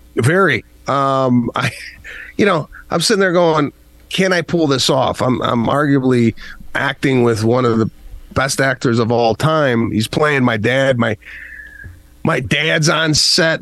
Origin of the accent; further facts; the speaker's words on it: Arlington Heights, Illinois, United States; growing up in Arlington Heights, Illinois